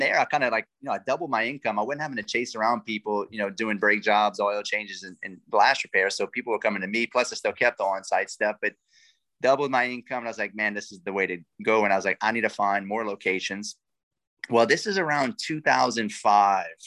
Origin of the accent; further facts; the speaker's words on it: Lafayette, Louisiana, United States; accent: Cajun; I'm a coon ass, man. I'm from South Louisiana. I'm from Lafayette